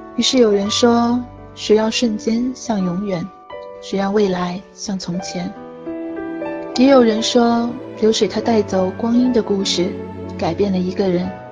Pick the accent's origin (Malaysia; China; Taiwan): China; Gucheng; 会出生并成长的地方有一个很美的名字，叫古城